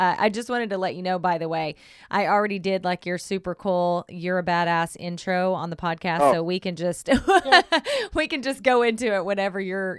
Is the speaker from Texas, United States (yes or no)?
no; Oklahoma, United States; Right. Yeah. Southern Oklahoma. Yeah. Yep. Yep.